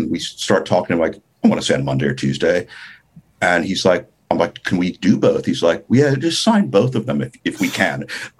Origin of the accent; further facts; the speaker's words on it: New York City, New York, United States; moved away as an adult; also born or lived in Los Angeles / Herzogenaurach, Germany; growing up in New York and moving